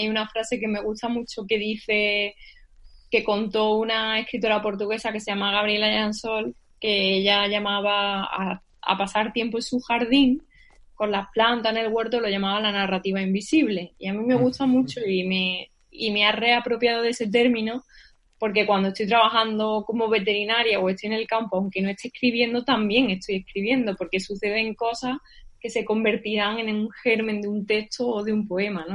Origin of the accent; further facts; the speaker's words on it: Sierra Norte de Sevilla, Andalusia, Spain; mi pueblo, que es de la Sierra Norte de Sevilla